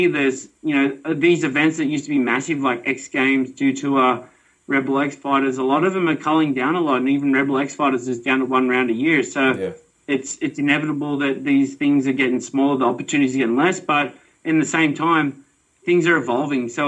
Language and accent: English; Australia; I'm an Aussie